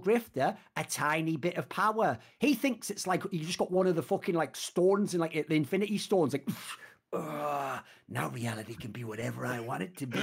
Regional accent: United Kingdom; I'm British

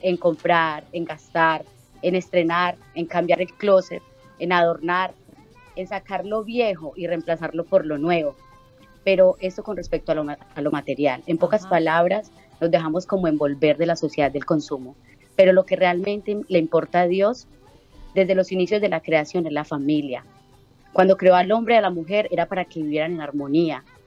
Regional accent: Girardota, Antioquia, Colombia; moved away as an adult; now in Chile; en una radio de, de mi pueblo natal, en Colombia, Medellín

